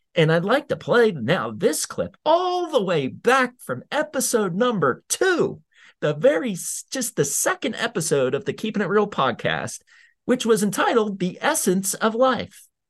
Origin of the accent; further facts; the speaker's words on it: United States; as American citizens